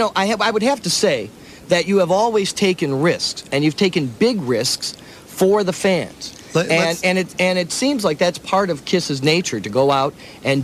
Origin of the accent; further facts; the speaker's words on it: Detroit, Michigan, United States; a New Year's Eve show in my hometown of the Motor City